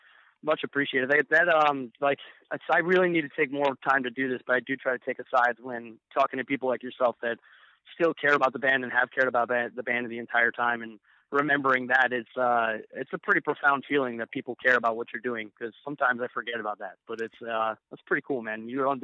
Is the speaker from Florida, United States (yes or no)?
yes; Tampa, Florida, United States; And I'm from Tampa, so I'm still going to beat him.